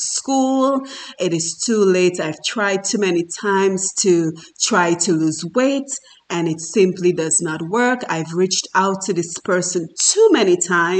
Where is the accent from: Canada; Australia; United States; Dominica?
Dominica; moved away as an adult; I am from Dominica in the Caribbean, and I worked very hard as the daughter of an alcoholic father